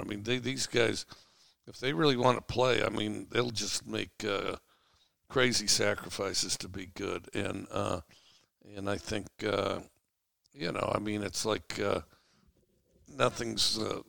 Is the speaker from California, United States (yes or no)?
no; Cody, Wyoming, United States; moved away; And I grew up in Cody, Wyoming.